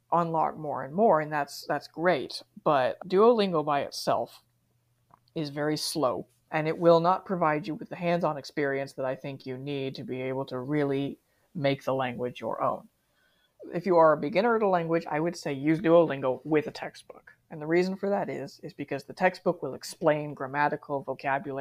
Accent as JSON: {"language": "English", "country": "United States", "tie": "born or raised there", "moved": "as an adult", "lives_now": "Japan", "said": "I was raised in America. I'm never going to be able to stop thinking completely like an American"}